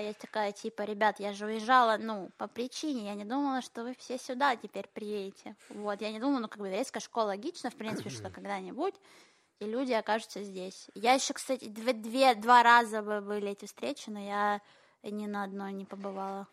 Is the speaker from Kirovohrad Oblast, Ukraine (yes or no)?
no; Kharkiv, Kharkiv Oblast, Ukraine; now in Israel; я же училась в еврейской школе в Харькове